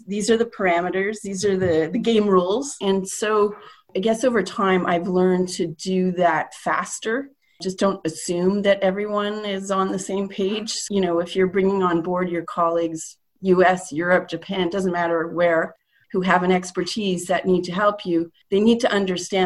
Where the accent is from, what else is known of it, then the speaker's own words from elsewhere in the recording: Canada; a Canadian citizen